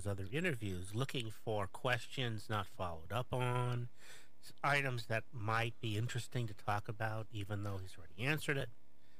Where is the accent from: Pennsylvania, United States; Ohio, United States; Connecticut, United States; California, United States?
California, United States; Los Angeles; I was born in Kaiser Sunset.